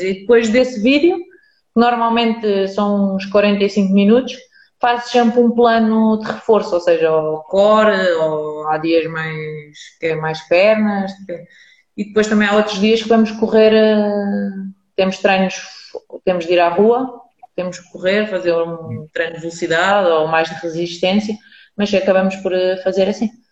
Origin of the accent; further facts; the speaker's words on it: Lisbon, Portugal; tenho a minha vida com os meus amigos de onde eu cresci, porque eu sempre fui de Lisboa